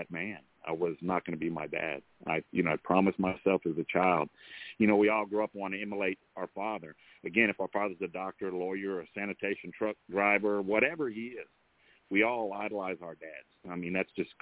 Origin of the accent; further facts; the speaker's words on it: Austin, Texas, United States; also born or lived in San Marcos, Texas; when we first moved to Austin, Texas, I was born in San Marcos. And when we moved to Austin, you know, my dad got real big. I think it was like the third grade